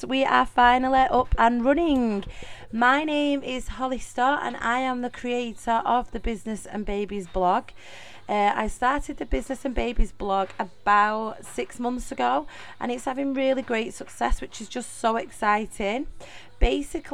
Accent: Middleton, North West England, United Kingdom; accent: Mancunian; also born or lived in Salford; So if you notice in the accent, I am from Manchester. I am a true Mancunian. I was actually born and raised in Middleton, Manchester.

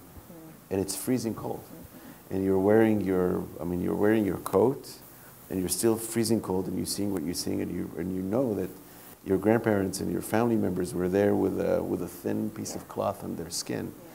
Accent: Israel; growing up in Israel, where part of the indoctrination is in grade school

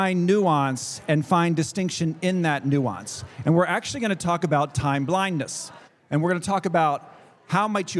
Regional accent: Baltimore, Maryland, United States; Baltimore, Maryland, my hometown. I grew up here

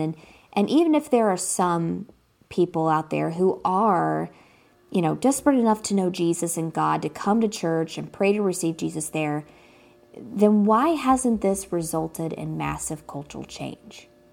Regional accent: United States; growing up in America

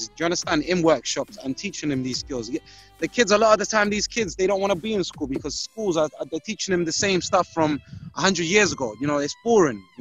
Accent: London, United Kingdom; I grew up in Brixton

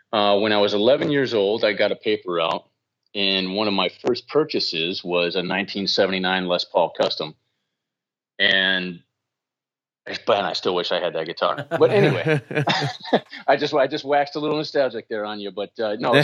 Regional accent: Midwest, United States; growing up in the Midwest

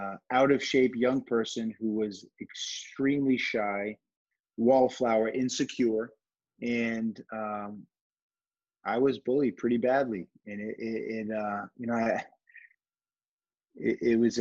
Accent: Fall River, Massachusetts, United States; moved away as an adult; also born or lived in Richmond, Virginia; now in Miami, United States; I grew up in Fall River, Massachusetts. That's south of Boston, southeastern

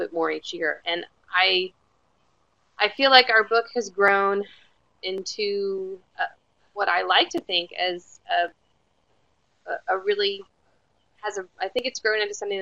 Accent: Florida, United States; moved away as an adult; now in Austin, United States; I grew up in Florida

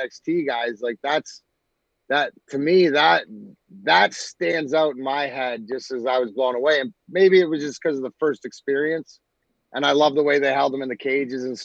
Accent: Scotland, United Kingdom; I'm Scottish

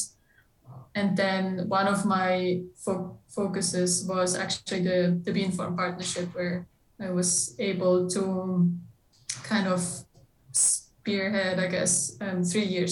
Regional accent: Switzerland; moved away as an adult; now in United States; I'm originally from Switzerland, so I'm European

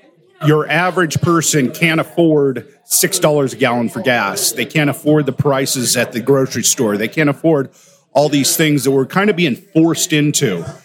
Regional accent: San Rafael, California, United States; San Rafael, California.

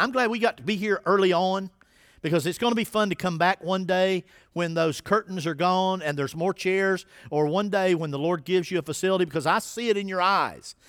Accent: Winston-Salem, North Carolina, United States; now in Dunn, United States; I grew up in Winston-Salem, North Carolina.

